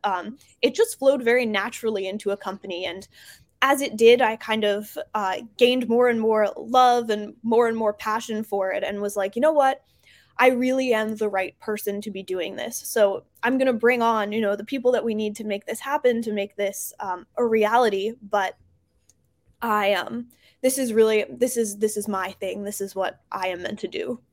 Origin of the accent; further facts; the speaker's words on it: New Jersey, United States; now in Baltimore, United States; I'm originally from New Jersey